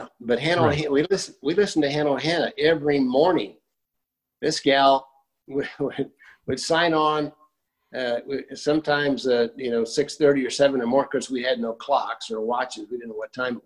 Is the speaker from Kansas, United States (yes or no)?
yes; Kansas, United States; moved away as an adult; also born or lived in Gary, Indiana; I was born in Gary, moved to Kansas, and I spent most of my growing-up years in Kansas.